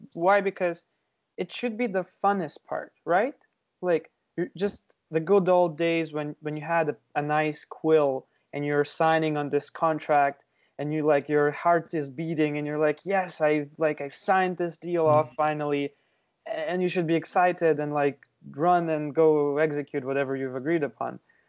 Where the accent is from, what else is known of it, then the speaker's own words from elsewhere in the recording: Ukraine; moved away as an adult; now in Canada; So originally I'm from Ukraine, and I moved to Canada probably like 5 years ago.